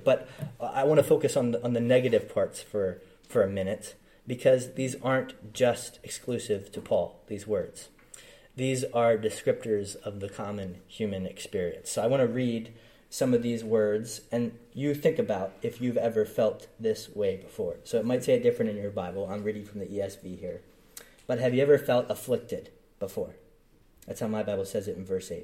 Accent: United States; I'm from the Philly area. I grew up an hour and a half outside of Philly, so general Philly area

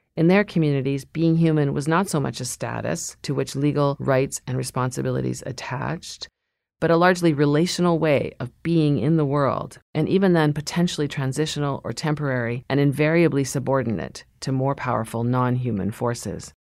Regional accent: Lower Mainland of British Columbia, Canada; moved away; I grew up in the Lower Mainland of British Columbia on traditional Stolo territory

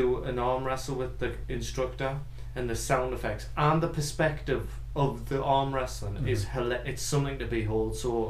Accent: England, United Kingdom; I'm an Englishman.

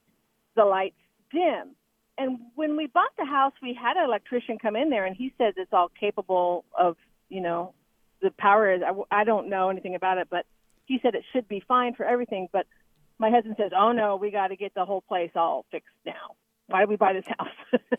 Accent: California, United States; I came from California where there was one power company.

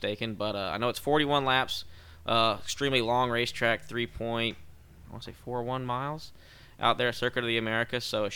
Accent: Driftwood, Texas, United States; I am from Driftwood, Texas. I was raised here from when I was about 3 years old

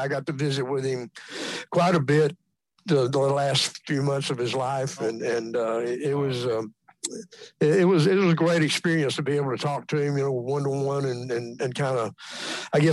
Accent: Texas, United States; I'm from Texas

